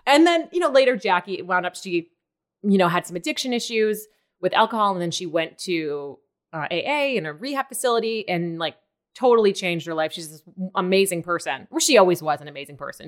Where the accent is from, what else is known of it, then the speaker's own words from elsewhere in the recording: Maine, United States; moved away as an adult; also born or lived in New York; I'm from Maine